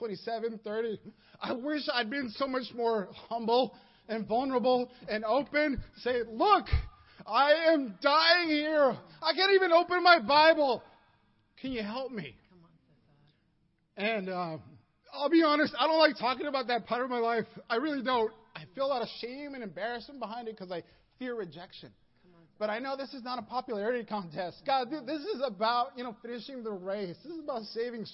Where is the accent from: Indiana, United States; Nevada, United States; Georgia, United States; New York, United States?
Nevada, United States; Las Vegas; I was born and raised in Las Vegas